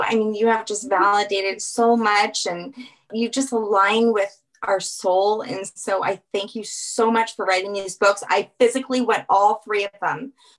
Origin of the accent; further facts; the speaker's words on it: Louisiana, United States; I'm from Louisiana.